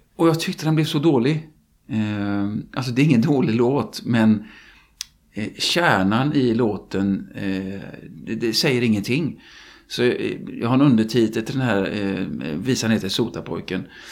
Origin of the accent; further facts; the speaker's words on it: Gothenburg, Västra Götaland, Sweden; jag är göteborgare och kan mest om min hemstad naturligtvis